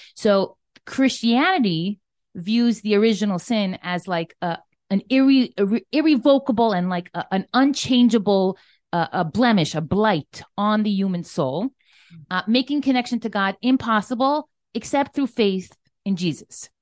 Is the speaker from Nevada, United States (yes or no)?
no; Miami Beach, Florida, United States; moved away as an adult; also born or lived in New York City; I'm a Floridian, born and raised. I grew up in Miami Beach, Florida, typical American